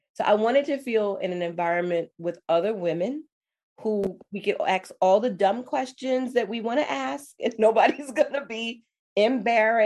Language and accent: English; New York City, New York, United States; I was born and raised in New York City, I grew up in the Bronx